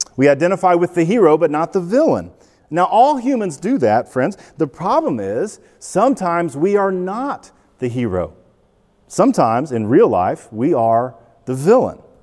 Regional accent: United States; We, white, wealthy, educated Americans

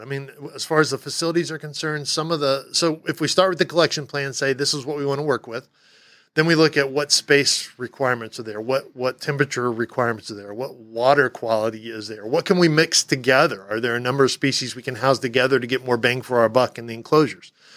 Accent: Texas, United States; moved away; I'm from Texas

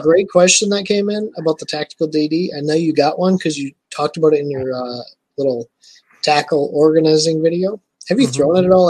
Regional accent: Michigan, United States; I am from Michigan. So I live in Michigan.

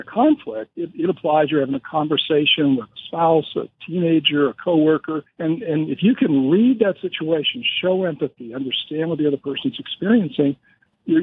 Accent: Montana, United States; also born or lived in California; Born and raised in Montana, also known as the Porch of Heaven.

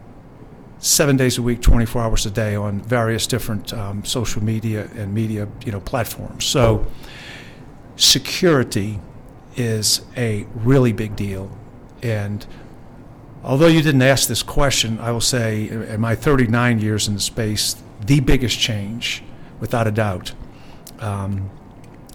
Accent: New Orleans, Louisiana, United States; my hometown this weekend of New Orleans

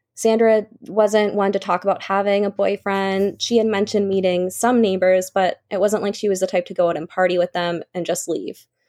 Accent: Hanson, Massachusetts, United States; growing up in Hanson, generally a safe town, I would say, about thirty-five minutes south of Boston. I've lived here my entire life

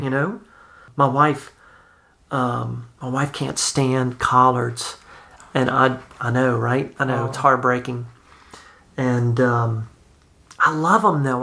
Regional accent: South Louisiana, United States; I'm from South Louisiana

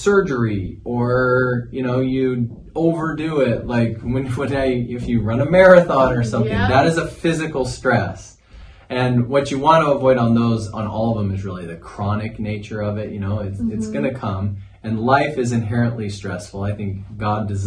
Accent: Cache Valley, Northern Utah, United States; moved away as an adult; now in St. George, United States; I'm from Cache Valley, Northern Utah

